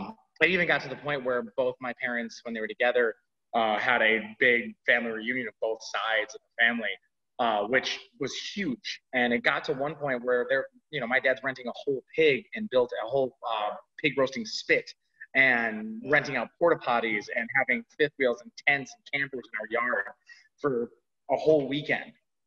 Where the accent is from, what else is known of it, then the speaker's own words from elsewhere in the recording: Wausau, Wisconsin, United States; now in Milwaukee, United States; Where our main house that I grew up in Wausau, was a hub because it's kind of in the middle of the state.